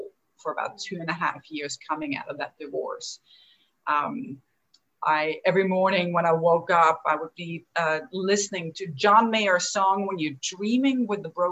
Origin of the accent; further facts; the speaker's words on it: Austria; moved away as an adult; also born or lived in Chicago, United States; now in Atlanta, United States; Where I'm from is from the little country, Austria, in the heart of Europe